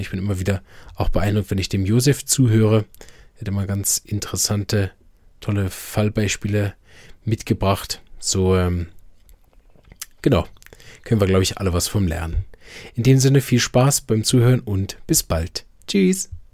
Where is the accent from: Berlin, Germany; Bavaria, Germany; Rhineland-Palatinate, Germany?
Berlin, Germany; now in Switzerland; Ich bin ursprünglich aus Berlin, praktiziere aber in der Schweiz